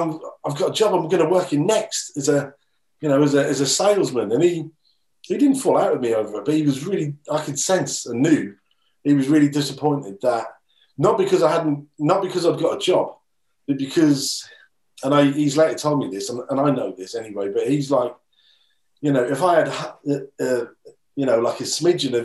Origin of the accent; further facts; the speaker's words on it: Norwich, East of England, United Kingdom; Norwich, which is my, you know, my hometown, Norwich and Norfolk